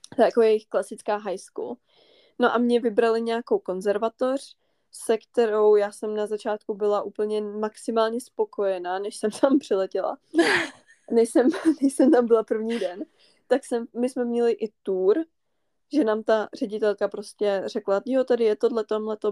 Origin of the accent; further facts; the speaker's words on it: northern Bohemia, Czechia; jsme ze severu Čech